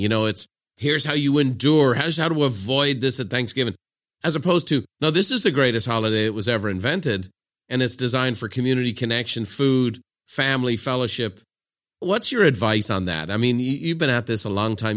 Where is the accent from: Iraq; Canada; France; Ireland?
Ireland; moved away as an adult; now in San Diego, United States; growing up in Ireland in the nineteen eighties